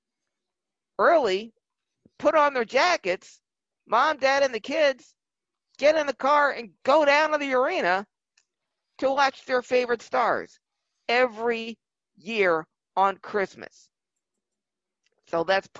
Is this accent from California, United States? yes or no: no; Philadelphia, Pennsylvania, United States; My hometown 76ers